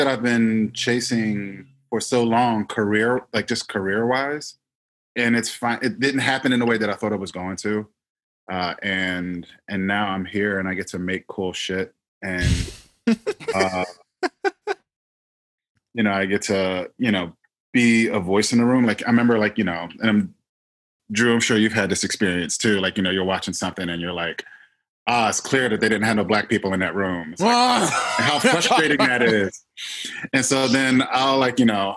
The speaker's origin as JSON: {"language": "English", "town": "Philadelphia", "region": "Pennsylvania", "country": "United States", "tie": "born or raised there", "said": "I grew up in Philly"}